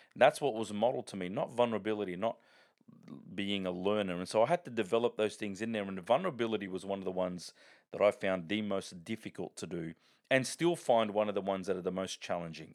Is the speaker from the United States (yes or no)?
no; Sydney, New South Wales, Australia; I grew up in the Bronx of, of Sydney known as Parramatta